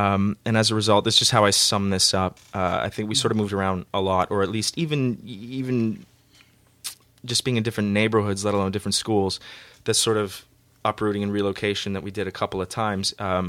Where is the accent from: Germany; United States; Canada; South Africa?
Canada; Tahsis, British Columbia; also born or lived in Timmins, Ontario / Toronto, Ontario; we moved out to Vancouver Island, this really small town, Tassis, even smaller than Timmins.